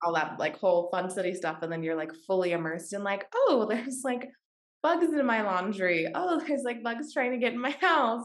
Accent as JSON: {"language": "English", "region": "Washington", "country": "United States", "tie": "born or raised there", "also_born_or_lived": "San Francisco", "moved": "yes", "said": "I grew up in Washington State"}